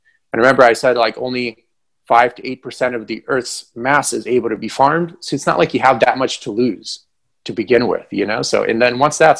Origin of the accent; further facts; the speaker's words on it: Ukraine; moved away; I'm from Ukraine, but back then it was all one country.